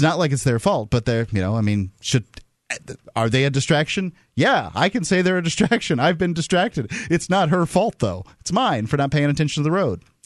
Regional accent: Gulf Coast of Florida, United States; I'm from the Gulf Coast coast to Florida

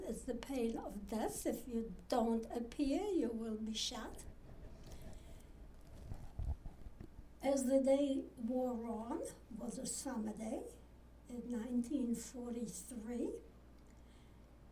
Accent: 18 km from Auschwitz, Lesser Poland, Poland; moved away; I was born in Poland, actually 18 kilometers from Auschwitz

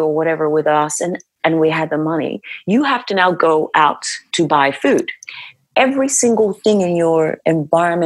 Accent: Nigeria; moved away as an adult; when I think about my life in Nigeria, I know that if I needed a job, it was a phone call away

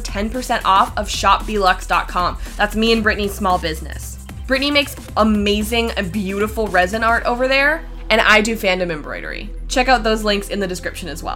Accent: Canada; We're all Canadian here

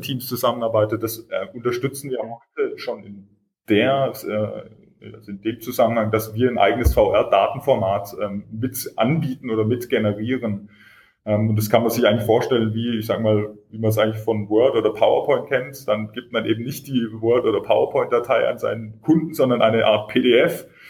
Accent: Swabia, Germany; ich bin selber Schwabe

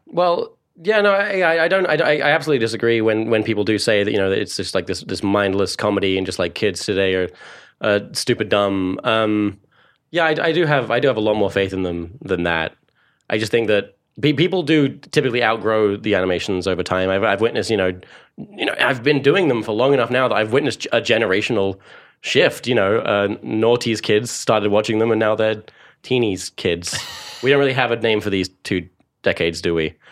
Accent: Cambridge, East of England, United Kingdom; born or raised there; accent: Essex; also born or lived in Essex

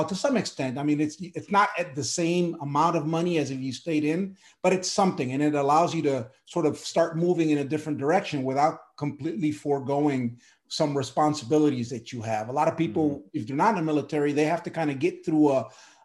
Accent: Milwaukee, Wisconsin, United States; moved away; also born or lived in Puerto Rico; I was born in Puerto Rico, raised in Milwaukee, Wisconsin

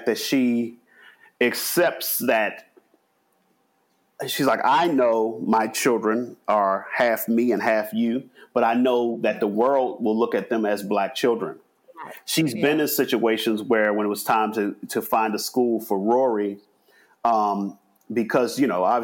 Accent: Baltimore, Maryland, United States; growing up in Baltimore, which is more than 50% Black

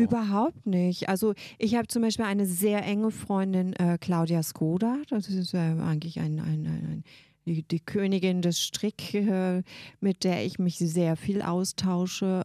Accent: Berlin, Germany; also born or lived in Brighton, United Kingdom; Wir wurden als Berliner

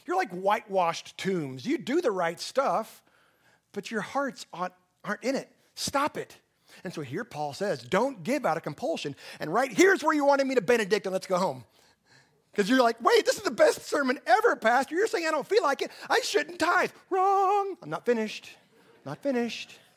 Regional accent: Texas Panhandle, United States; I'm from the Texas Panhandle

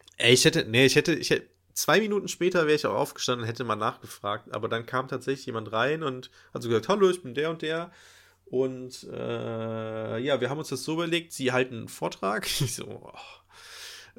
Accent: Nettetal, North Rhine-Westphalia, Germany; moved away; an meiner Heimat ähm, dran, also Nettetal.

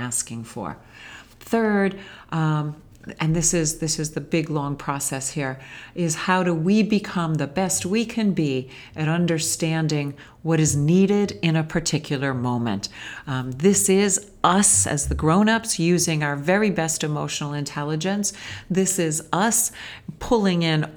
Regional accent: United States; we as Western American parents

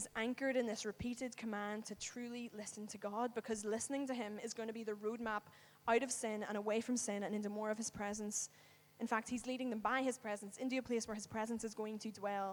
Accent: Northern Ireland, United Kingdom; moved away; I live away from home. I'm from Northern Ireland

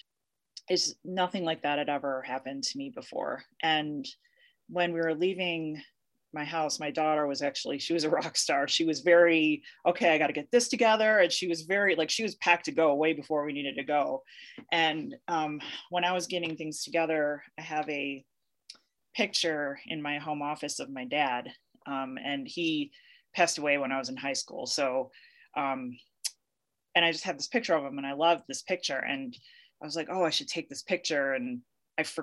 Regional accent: Chicago, Illinois, United States; now in Colorado, United States; I am originally from Chicago, but I've lived in Colorado and for a bit more than 20 years

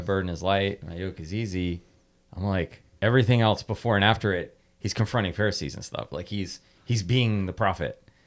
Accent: United States; we're blessed as American Christians

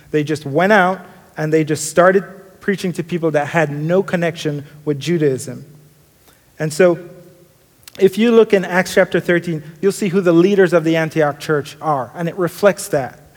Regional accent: Kingston, Jamaica; I grew up in Jamaica, Kingston, Jamaica, sometimes called a concrete jungle.

